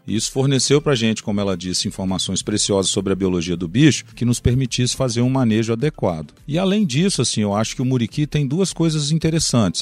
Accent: Governador Valadares, Minas Gerais, Brazil; now in Viçosa, Brazil; sou mineiro né? de Valadares, estive muitos anos fora de Minas, inclusive. Então o retorno para Minas foi para mim uma grande alegria, né? Primeiro porque é minha terra natal

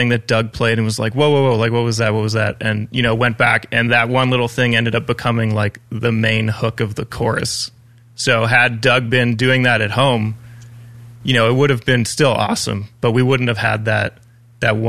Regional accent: Ajax, Ontario, Canada; I was born and raised in Ajax, Ontario.

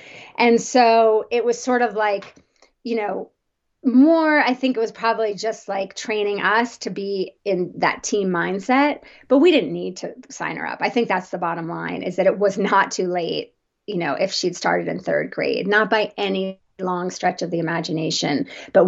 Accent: New Jersey, United States; I grew up on the East Coast, New Jersey suburbs, very traditional growing up.

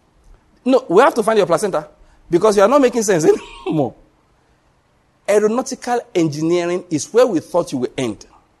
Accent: Nigeria; I was able to show them that I came from Nigeria, yes, but I have something in my brain.

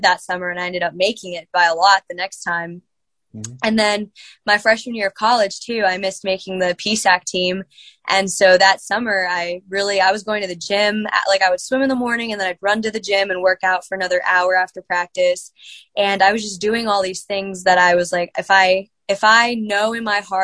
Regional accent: Virginia, United States; moved away as an adult; now in Indiana, Pennsylvania, United States; I'm from Virginia, coming to IUP

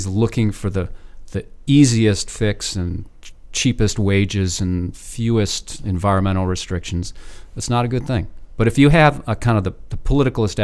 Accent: Ann Arbor, Michigan, United States; moved away; I grew up in Ann Arbor

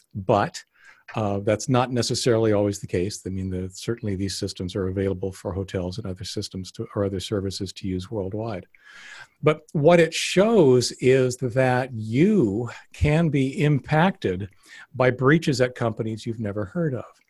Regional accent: Canada; now in United States; I was actually born up in Canada, so I've got yeah. both both passports

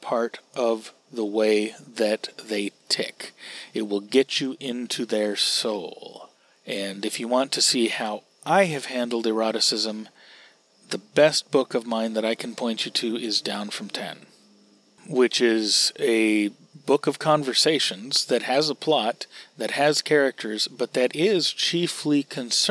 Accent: United States

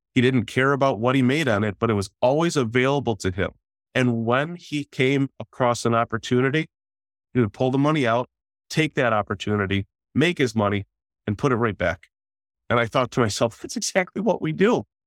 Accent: Detroit, Michigan, United States; I'm from the Detroit metro area.

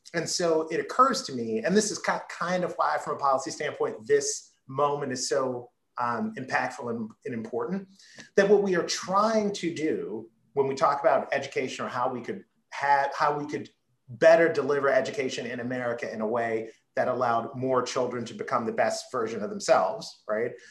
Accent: Baltimore, Maryland, United States; the house I grew up in in Southwest Baltimore

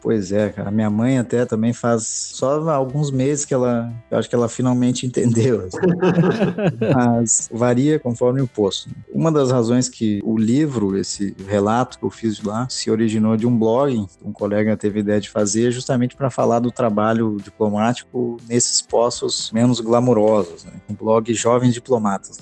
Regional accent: Porto Alegre, Rio Grande do Sul, Brazil; moved away as an adult; also born or lived in Guinea-Bissau / Chile; now in Italy; Eu sou de Porto Alegre

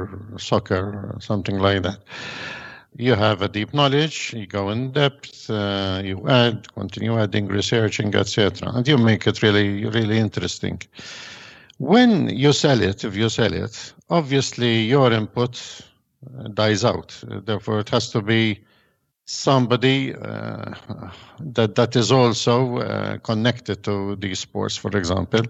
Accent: Malta; I'm from Malta. We are living here in a soccer mad island

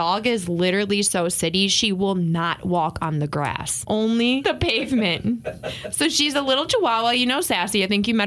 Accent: Southwest Michigan, United States; moved away as an adult; also born or lived in Miami / Chicago / Dallas-Fort Worth; I grew up in the area.

